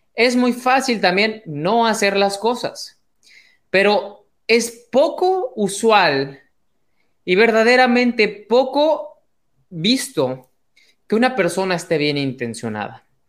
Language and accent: Spanish; Mexico; mexicano, emprendedor y empresario